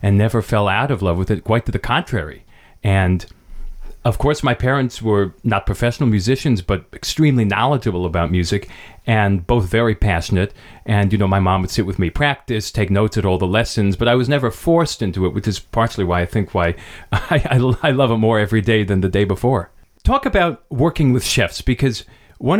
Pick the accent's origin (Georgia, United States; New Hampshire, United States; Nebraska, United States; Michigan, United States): New Hampshire, United States; Hanover; the local pizzeria where I grew up in New Hampshire